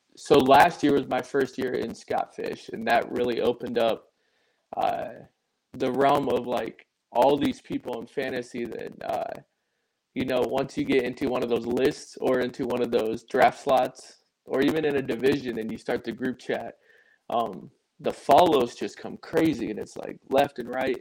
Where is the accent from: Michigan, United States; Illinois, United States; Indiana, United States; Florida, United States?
Indiana, United States; I grew up in Indiana, so um, about 15 minutes away from Notre Dame